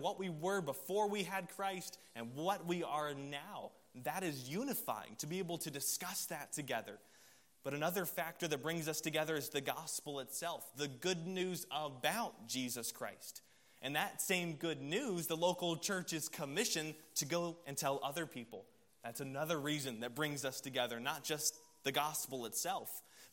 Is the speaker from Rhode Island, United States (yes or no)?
no; Columbia, South Carolina, United States; I was from Columbia, South Carolina, so growing up there, I'm a South Carolina Gamecocks fan